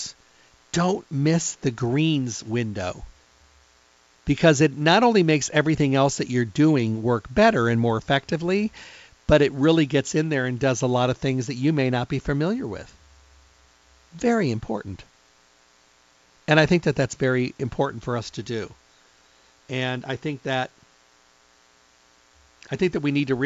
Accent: Midwest, United States; I'm from the Midwest, so when I was raised up, we had to mow grass

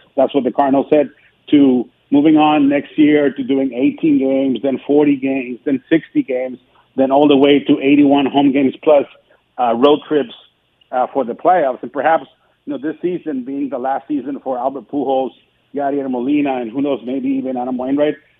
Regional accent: Tijuana, Baja California, Mexico; moved away; also born or lived in Santa Barbara, California / St. Louis, Missouri; I was born and raised in Tijuana, Mexico. Right now, I live in Santa Barbara

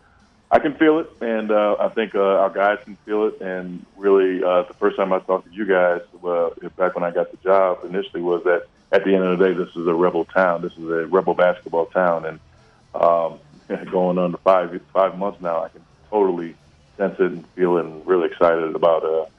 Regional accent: New York, United States; growing up in West New York. There were some tough times even for me as well, so I get it, okay. I understand, but I am a diehard Bills fan.

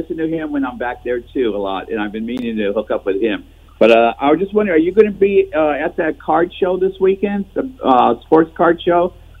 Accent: Milpitas, California, United States; moved away; also born or lived in Las Vegas; I've been coming out here since 2020. I'm originally from Milpitas.

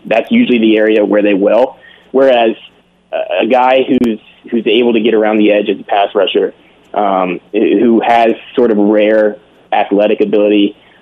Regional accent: Pennsylvania, United States; accent: Pittsburgh; I'm from Pennsylvania. I went to the University of Pittsburgh

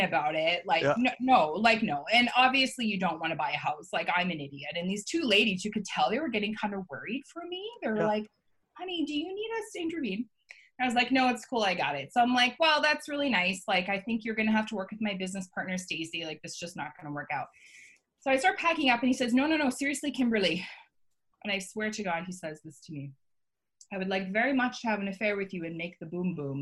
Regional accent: Canada; I'm Canadian

